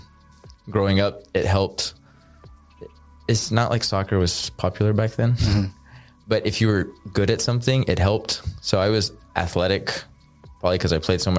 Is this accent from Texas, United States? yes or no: yes; Cedar Park, Texas, United States; also born or lived in Austin, Texas; my parents lived in Cedar Park, Texas. So that's where I grew up